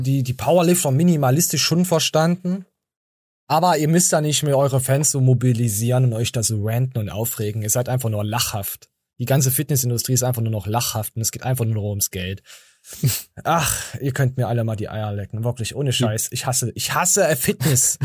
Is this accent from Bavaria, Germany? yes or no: no; Erfurt, Thuringia, Germany; bei uns in Erfurt